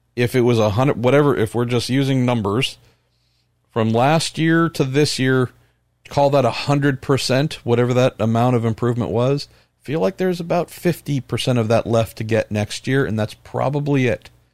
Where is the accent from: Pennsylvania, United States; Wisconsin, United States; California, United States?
California, United States; I'm from California.